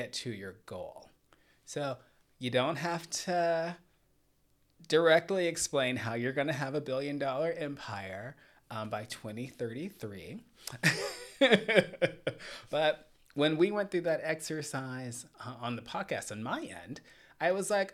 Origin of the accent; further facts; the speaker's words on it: Atlanta, Georgia, United States; I grew up in Atlanta